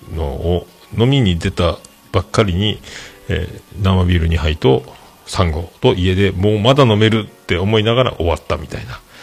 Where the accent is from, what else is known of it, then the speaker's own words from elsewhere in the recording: Fukuoka, Japan; 姪の浜、姪中です、姪中です。で、今、あの、子供が、えっ、ー、と、内浜小学校、内浜小